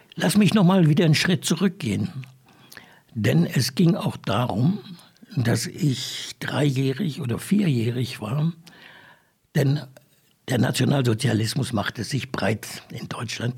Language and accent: German; Windhoek, Khomas, Namibia; da bin ich dann also hier in Windhoek groß geworden, bin dann hier auch zur Schule gegangen, HPS